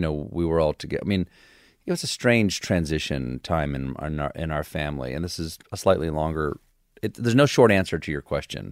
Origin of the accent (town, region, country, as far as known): Charleston, South Carolina, United States; born or raised there; also born or lived in Washington, D.C. / James Island, South Carolina